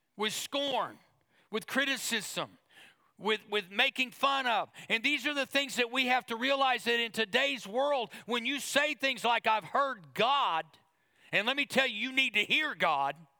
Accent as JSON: {"language": "English", "region": "Oklahoma", "country": "United States", "said": "now we're from Oklahoma."}